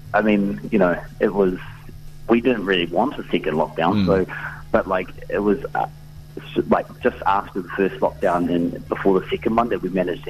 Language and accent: English; Dunedin, Otago, New Zealand; we're from Dunedin originally.